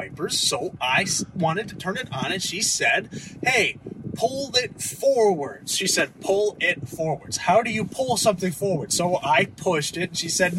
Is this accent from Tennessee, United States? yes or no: no; Cleveland, Ohio, United States; I'm from Cleveland. It's a two-hour drive.